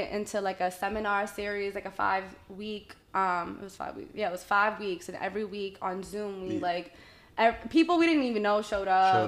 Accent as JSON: {"language": "English", "town": "Boston", "region": "Massachusetts", "country": "United States", "tie": "born or raised there", "said": "I was born and raised in Boston, East Boston specifically"}